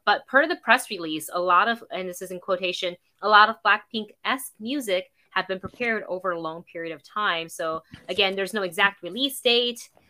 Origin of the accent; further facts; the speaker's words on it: Florida, United States; as a Floridian